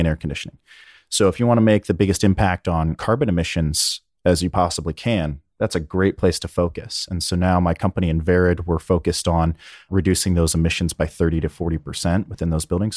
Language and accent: English; Berkeley, California, United States; also born or lived in Alamo, California; I was born in Northern California in Berkeley